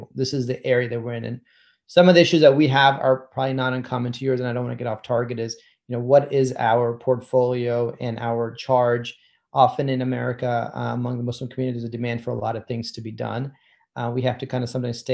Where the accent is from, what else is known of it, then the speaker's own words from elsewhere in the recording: Lehigh Valley, Pennsylvania, United States; also born or lived in Maryland / Boston; I grew up mostly in the Lehigh Valley, which is a large area in Pennsylvania, north of Philadelphia by about an hour, and pretty much grew up there entirely from kindergarten through my college education